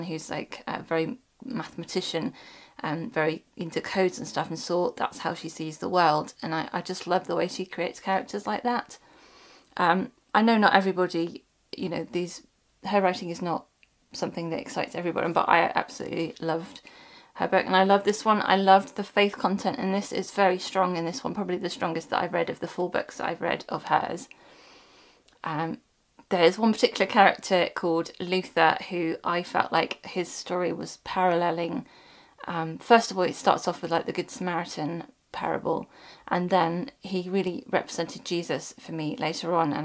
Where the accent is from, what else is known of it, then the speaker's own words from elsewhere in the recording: United Kingdom; being British, we don't learn that in our history lessons at school